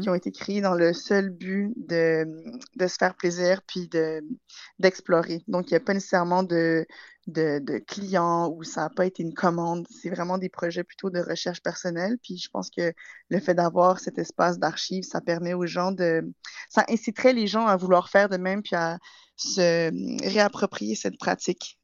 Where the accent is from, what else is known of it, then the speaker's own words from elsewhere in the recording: Montreal, Quebec, Canada; moved away as an adult; now in England; je suis née et j'ai grandi à Montréal.